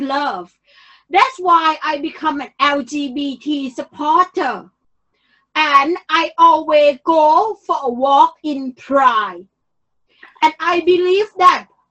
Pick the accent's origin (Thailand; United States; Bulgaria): Thailand; Bangkok; moved away; I am really from Bangkok